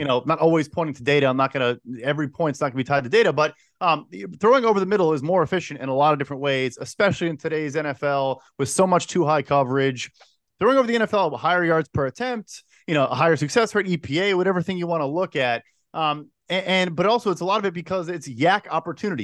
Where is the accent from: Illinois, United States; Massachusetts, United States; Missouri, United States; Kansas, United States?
Illinois, United States; Chicago; born and raised Chicago